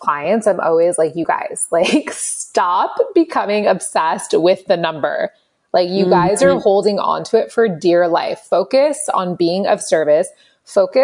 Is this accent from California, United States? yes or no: yes; Los Angeles, California, United States; I grew up in Los Angeles